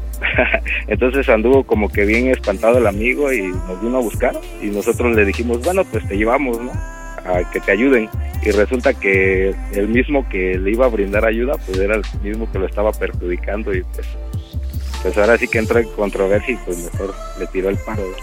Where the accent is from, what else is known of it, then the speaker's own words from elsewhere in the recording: Chiapas, Mexico; now in Mitla, Mexico; soy originario de Chiapas, pero me vine a trabajar acá